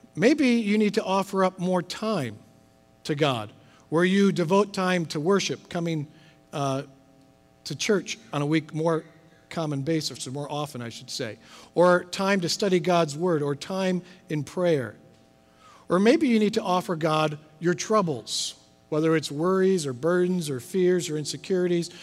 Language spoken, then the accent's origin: English; Midwest, United States; moved away; I'm from the Midwest, grew up with thunderstorms. We don't quite have as many here as we did in the Midwest